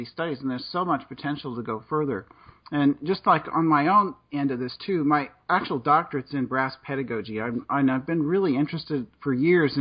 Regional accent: Kansas, United States; I'm from Kansas. I pronounce things funny sometimes

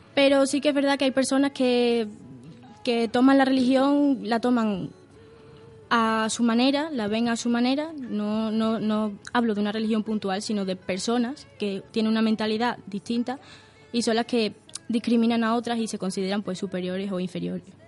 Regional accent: Portugal; now in Spain; Nací en Portugal

